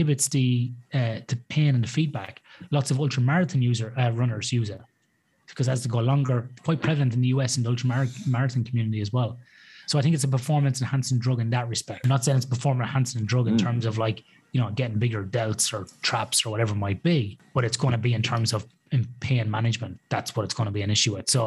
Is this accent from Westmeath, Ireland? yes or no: yes; Athlone, Westmeath, Ireland; now in Perth, Australia; growing up in Athlone in Ireland